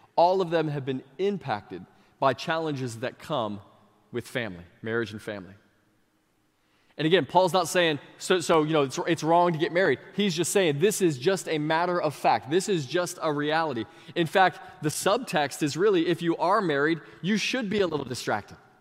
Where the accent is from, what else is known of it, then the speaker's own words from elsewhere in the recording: Sebring, Florida, United States; this really small church in my hometown of Sebring